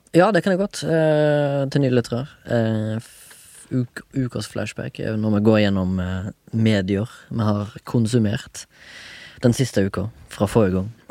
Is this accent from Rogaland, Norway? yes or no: yes; Haugesund, Rogaland, Norway; now in Oslo, Norway; Jeg er fra Haugesund